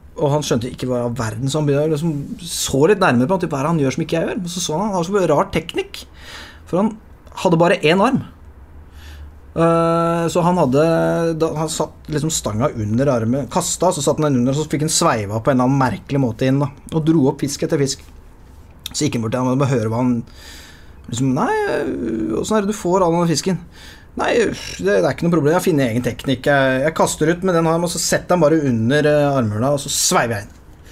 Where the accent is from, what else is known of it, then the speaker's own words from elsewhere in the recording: Lier, Buskerud, Norway; Jeg er jo fra Lier